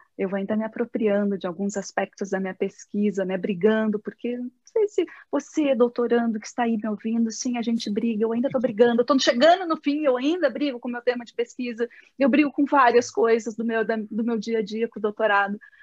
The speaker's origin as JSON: {"language": "Portuguese", "region": "South Region", "country": "Brazil", "said": "eu sou do, do Brasil e do Sul."}